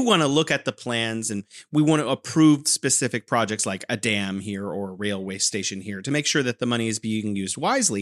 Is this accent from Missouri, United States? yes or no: no; California, United States; now in Wuhan, China; I'm originally from California, but now I'm living here in beautiful Wuhan, China